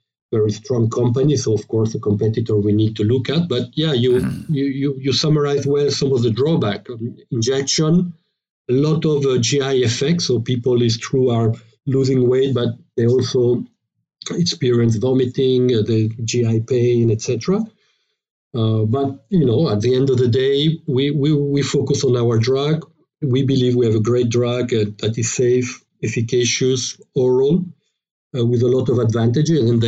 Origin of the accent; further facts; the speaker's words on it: France; accent: French; English is a second language; we're French biotech, as you probably have guessed from my accent